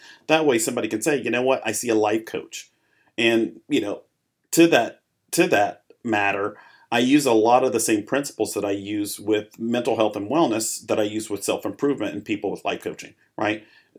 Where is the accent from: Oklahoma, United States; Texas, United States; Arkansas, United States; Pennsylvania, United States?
Arkansas, United States; also born or lived in Chicago; I was born in Chicago, grew up there, and then my family moved to Arkansas. I grew up in Arkansas, very different, but I learned a lot from both environments. I've kind of lived a little bit of everywhere.